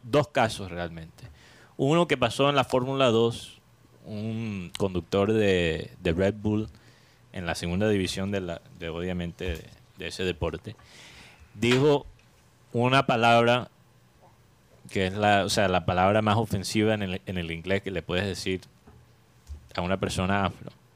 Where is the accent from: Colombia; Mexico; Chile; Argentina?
Colombia; Colombian Caribbean coast, Caribbean Region; nosotros como costeños